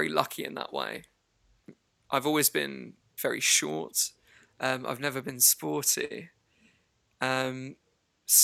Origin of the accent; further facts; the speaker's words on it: Harlow, East of England, United Kingdom; moved away as an adult; I came from a place in England that is just kind of 20 miles outside of London. It's a town called Harlow in Essex